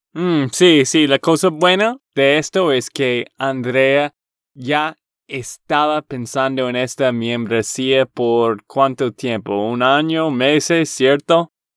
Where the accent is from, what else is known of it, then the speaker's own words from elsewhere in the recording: Texas, United States; de Texas, Estados Unidos